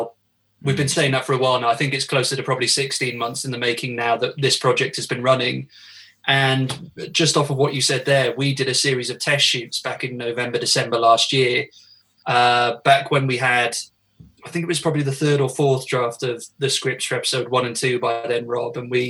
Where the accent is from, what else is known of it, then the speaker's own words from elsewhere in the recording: Wales, United Kingdom; because I know I don't sound it at all, but I am actually Welsh.